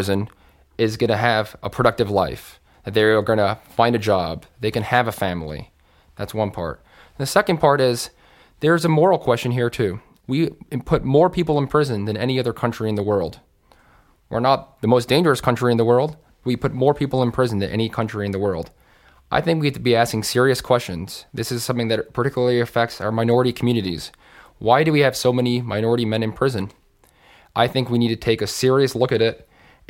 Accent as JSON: {"language": "English", "region": "New York", "country": "United States", "tie": "born or raised there", "said": "I grew up hiking in the Catskill Mountains. I've climbed every mountain there."}